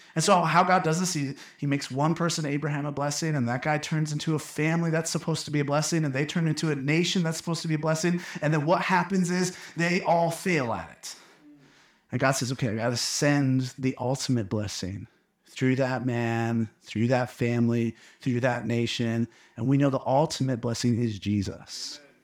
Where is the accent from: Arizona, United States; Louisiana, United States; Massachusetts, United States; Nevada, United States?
Arizona, United States; Phoenix; now in Flagstaff, United States; I grew up in Phoenix